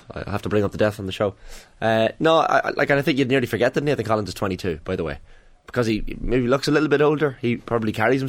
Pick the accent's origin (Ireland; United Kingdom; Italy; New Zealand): Ireland; we're Irish